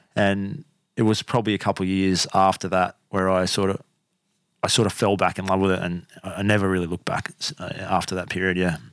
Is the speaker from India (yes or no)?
no; Canberra, Australian Capital Territory, Australia; moved away; also born or lived in Brisbane; I grew up in Canberra. Humble beginnings in cold little Canberra